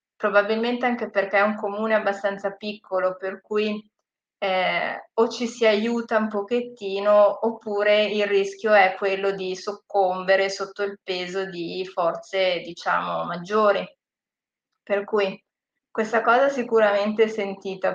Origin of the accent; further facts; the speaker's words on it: Gravedona, Lombardy, Italy; also born or lived in Australia; io sono nata e cresciuta a Gravedona, per cui sono anche local